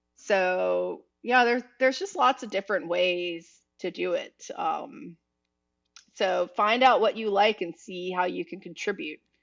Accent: Eastern North Carolina, United States; now in Miami, United States; where I grew up in Eastern North Carolina

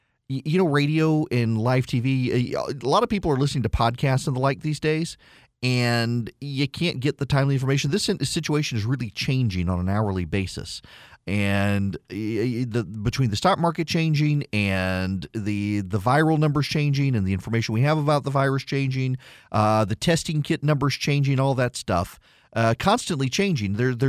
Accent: Dubai, United Arab Emirates; I grew up in Dubai in the 1980s, and of course, it was the American military that kept us safe during the Iran-Iraq War.

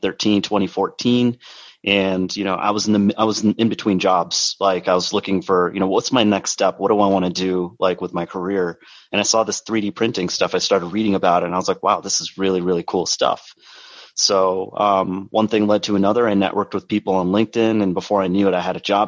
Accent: Rochester, New York, United States; I'm from Rochester, New York, which is about an hour east of Buffalo. We're both kind of cut from the same cloth there in terms of where we grew up. So I was born and raised there

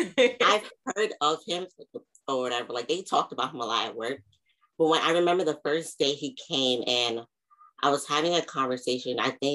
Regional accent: Long Island, New York, United States; also born or lived in Queens; I'm from Long Island. Well, technically Queens, but I moved to Long Island when I was 8.

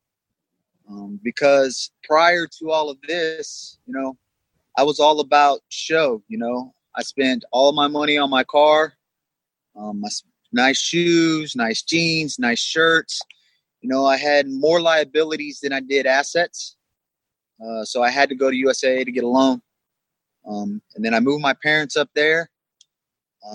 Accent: Tampa, Florida, United States; moved away as an adult; now in Fayetteville, United States; I'm originally from Tampa, Florida

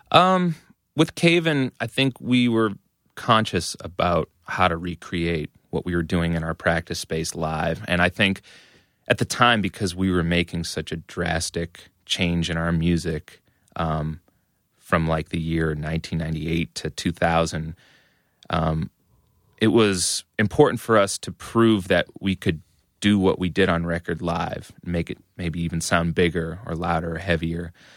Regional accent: Methuen, Massachusetts, United States; I grew up in Methuen, which is a suburb of Massachusetts, uh, about a half

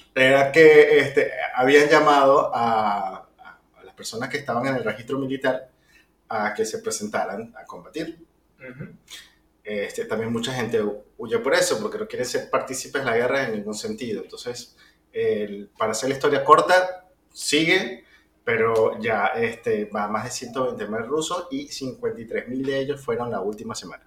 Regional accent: Venezuela; Nosotros somos venezolanos

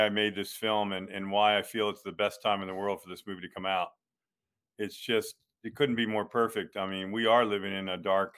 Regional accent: St. Augustine, Florida, United States; my hometown of St. Augustine, Florida

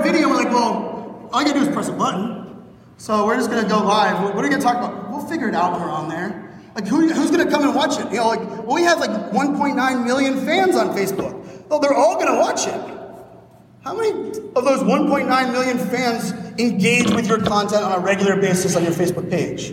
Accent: Pittsburgh, Pennsylvania, United States; born and raised in Pittsburgh, Pennsylvania

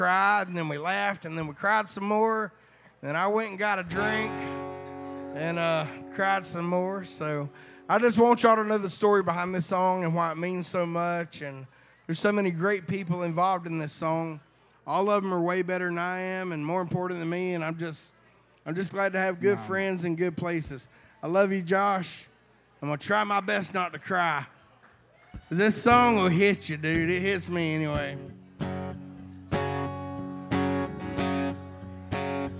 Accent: Hazlehurst, Georgia, United States; I'm from Hazelhurst, Georgia.

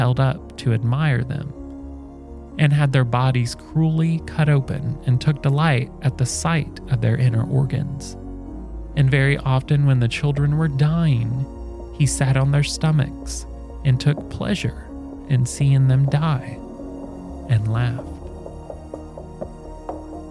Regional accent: Indiana, United States; I come from Indiana, where cooking with olive oil is fancy

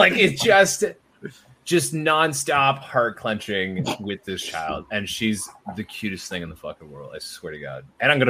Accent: Ontario, Canada; I, as a Canadian, fully vaxxed and everything, cannot cross the border that is 10 minutes from my house.

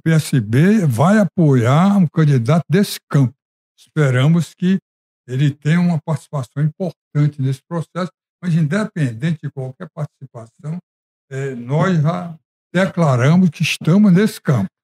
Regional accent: Ceará, Brazil; Eu, como cearense

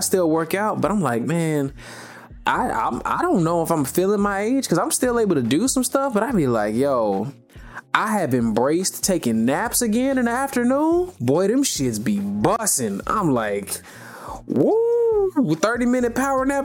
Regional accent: the South, United States; I'm from the South

